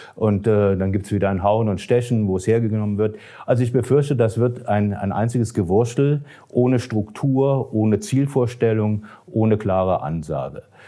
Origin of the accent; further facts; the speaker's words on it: Germany; wir Deutschen